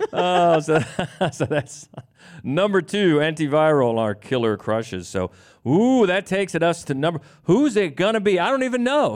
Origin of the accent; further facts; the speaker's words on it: Ohio, United States; I grew up mainly in Ohio